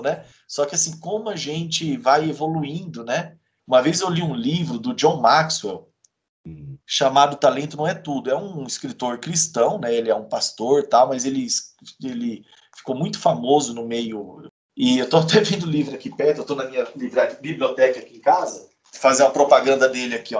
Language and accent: Portuguese; Campo Grande, Mato Grosso do Sul, Brazil; moved away as an adult; now in Curitiba, Brazil; eu nasci lá em Campo Grande, cresci por ali